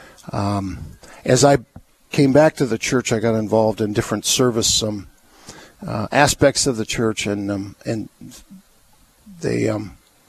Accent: Duluth, Minnesota, United States; moved away as an adult; also born or lived in Madison, Wisconsin; I was raised right here in Duluth

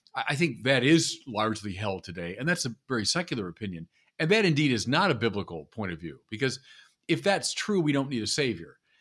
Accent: Chicago, Illinois, United States; moved away; I'm from Chicago

